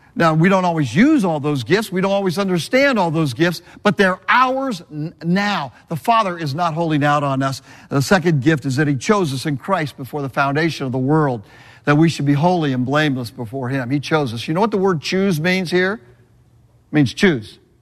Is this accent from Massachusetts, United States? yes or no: no; Southern California, United States; moved away; also born or lived in Birmingham, Alabama; I'm from Southern California.